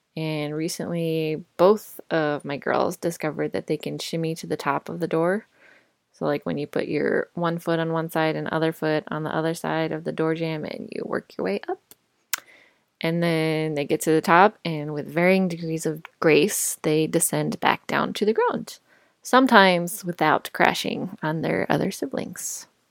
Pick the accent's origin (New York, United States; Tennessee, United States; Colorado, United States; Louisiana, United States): Colorado, United States; moved away as an adult; also born or lived in Indiana / Chicago / Dallas; I grew up in Colorado